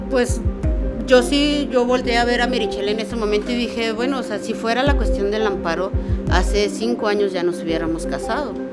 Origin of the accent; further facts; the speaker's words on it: Tijuana, Baja California, Mexico; soy de Tijuana